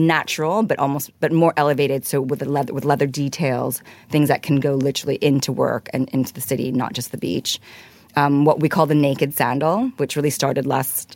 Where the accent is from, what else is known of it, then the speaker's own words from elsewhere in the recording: Hong Kong; I grew up in Hong Kong, actually